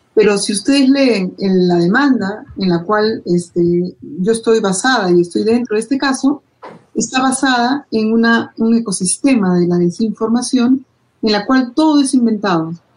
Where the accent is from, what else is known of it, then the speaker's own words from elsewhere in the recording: Peru; mi país